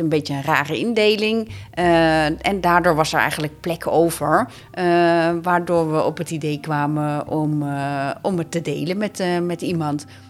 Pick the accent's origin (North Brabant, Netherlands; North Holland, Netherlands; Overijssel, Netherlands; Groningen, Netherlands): North Holland, Netherlands; Amsterdam; Ik woon mijn hele leven al in Amsterdam.